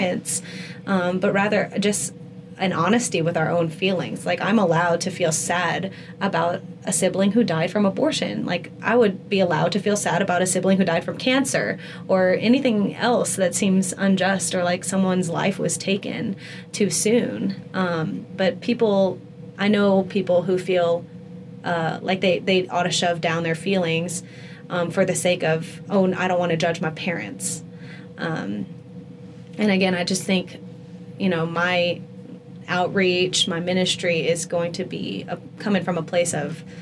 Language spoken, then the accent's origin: English; Lafayette, Louisiana, United States; my hometown in Lafayette